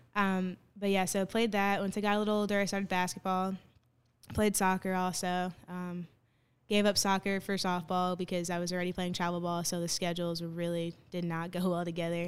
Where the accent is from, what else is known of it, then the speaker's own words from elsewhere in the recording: Bloomfield, New Jersey, United States; I'm from Bloomfield, New Jersey